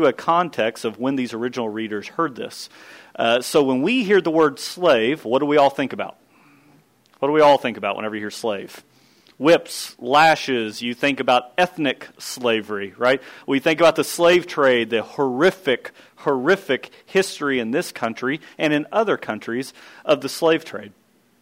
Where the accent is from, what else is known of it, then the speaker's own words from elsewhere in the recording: Kentucky, United States; I grew up in Kentucky.